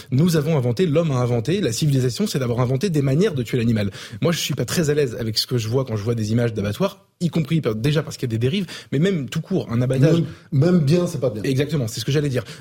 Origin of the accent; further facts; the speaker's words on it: south of France, France; je viens pourtant du sud